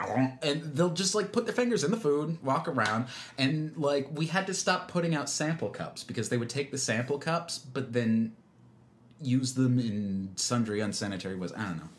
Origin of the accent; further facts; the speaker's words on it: South Florida, United States; I'm from South Florida